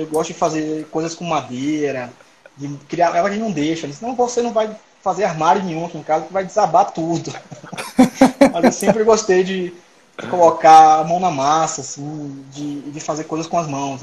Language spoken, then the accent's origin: Portuguese; Salvador, Bahia, Brazil; moved away as an adult; now in Brasília, Brazil; Eu sou baiano de Salvador, nasci em Salvador. E, atualmente moro em Brasília